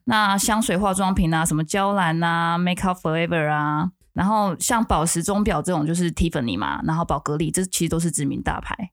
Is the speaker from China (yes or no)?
no; Taiwan; 我是台湾人